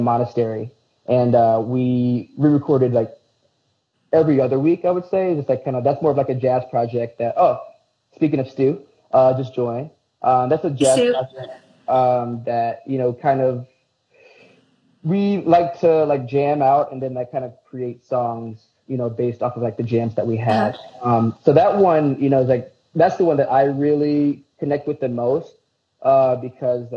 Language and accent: English; Aurora, United States; I'm from the Burbs